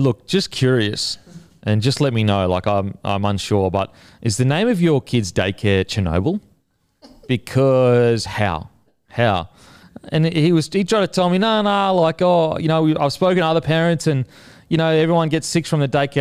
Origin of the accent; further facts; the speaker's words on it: Australia; also born or lived in New Zealand; being an Australian